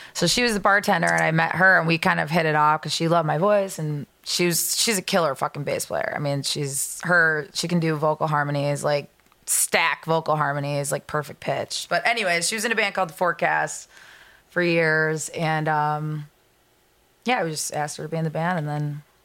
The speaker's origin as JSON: {"language": "English", "town": "Lake Zurich", "region": "Illinois", "country": "United States", "said": "I'm from Lake Zurich."}